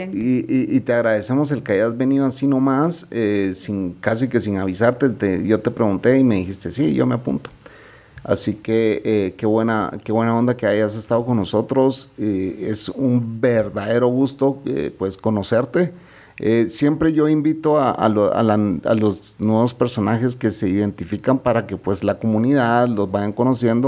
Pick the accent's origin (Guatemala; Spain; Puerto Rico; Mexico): Guatemala; los guatemaltecos somos chapines y chapinas